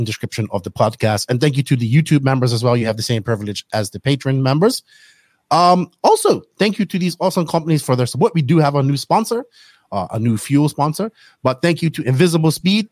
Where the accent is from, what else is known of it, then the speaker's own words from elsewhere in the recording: Bermuda; growing up in Bermuda